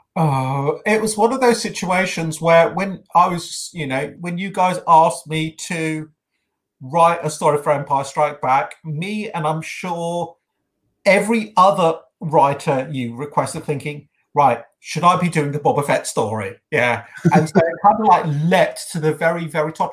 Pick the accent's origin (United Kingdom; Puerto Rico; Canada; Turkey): United Kingdom; accent: British; you can tell by my accent